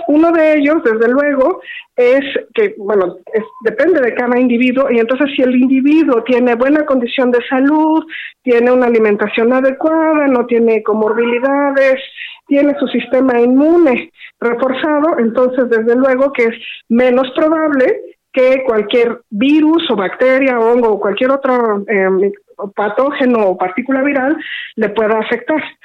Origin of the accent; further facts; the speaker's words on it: Mexico; nosotros como mexicanos